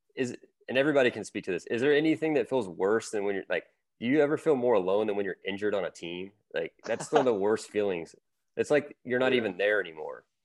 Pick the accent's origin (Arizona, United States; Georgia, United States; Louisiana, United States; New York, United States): Louisiana, United States; I grew up in Louisiana